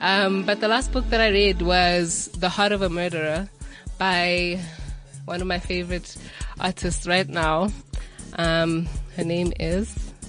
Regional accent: Soweto, Gauteng, South Africa; I am 23. I'm from Soweto, Deep Kloof to be exact.

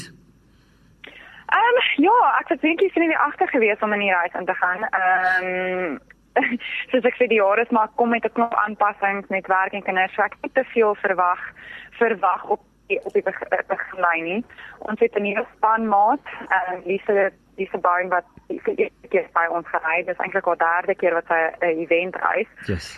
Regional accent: Pretoria, Gauteng, South Africa; ek het in Pretoria groot geword

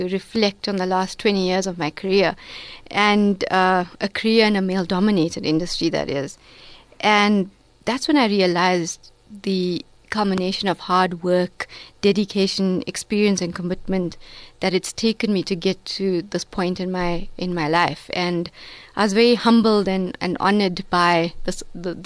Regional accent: Durban, KwaZulu-Natal, South Africa; I'm a Durban girl from Reservoir Hills

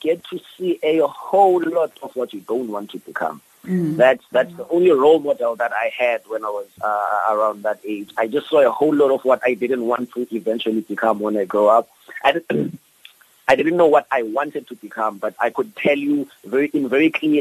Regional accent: Cape Town, Western Cape, South Africa; I grew up in Philippi. I grew up between Philippi and Nyanga, which are very high crime areas

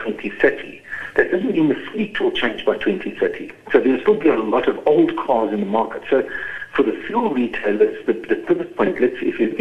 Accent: East London, Eastern Cape, South Africa; moved away; I grew up in East London, in the Cambridge area

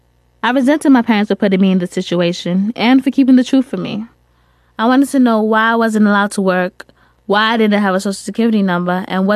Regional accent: United States; born or raised there; also born or lived in Sierra Leone

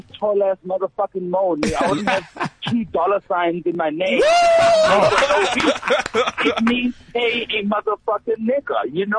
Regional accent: Ekurhuleni, Gauteng, South Africa; I'm from the East Rand.

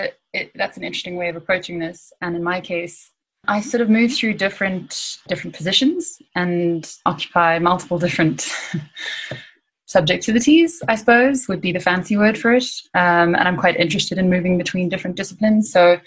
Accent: Johannesburg, Gauteng, South Africa; I'm from Johannesburg, as Anthea has said, and I have studied in Cape Town at the Michaelis School of Fine Art, and then worked as an artist for about 5 years in Johannesburg

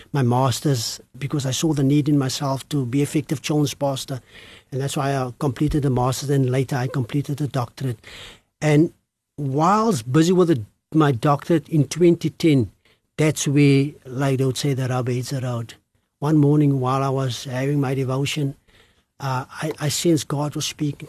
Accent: Cape Town, Western Cape, South Africa; growing up in the Cape Flats

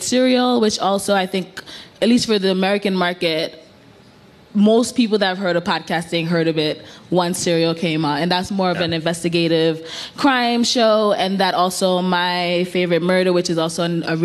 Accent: Sierra Leone; now in New York City, United States; I'm Sierra Leonean by birth

